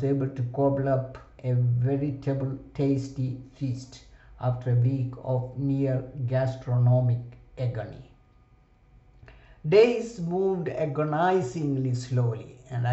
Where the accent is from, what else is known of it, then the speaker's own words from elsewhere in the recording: India; moved away as an adult; I was the only Indian student or resident perhaps in the campus